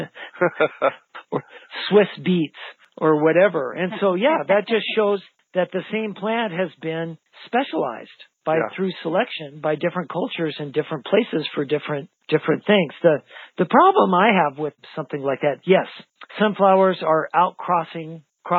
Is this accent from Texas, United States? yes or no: no; Idaho, United States; I grew up in Idaho in the high mountains